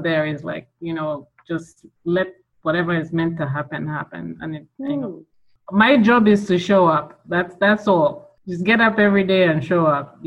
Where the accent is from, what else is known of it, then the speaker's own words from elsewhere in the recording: Kampala, Central Region, Uganda; I'm from Uganda, Kampala, born and raised. I've lived there all my life